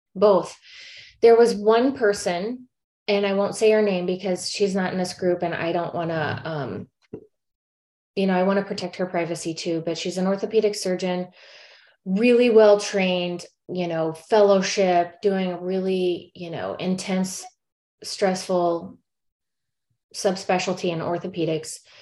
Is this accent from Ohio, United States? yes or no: no; St. Louis, Missouri, United States; moved away as an adult; also born or lived in South Korea; now in California, United States; I'm from St. Louis